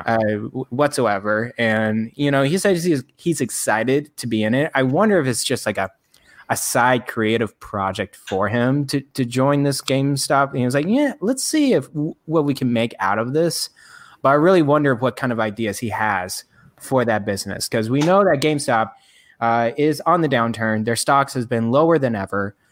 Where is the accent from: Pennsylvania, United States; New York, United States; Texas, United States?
Texas, United States; Frisco; my hometown, uh, Frisco, Texas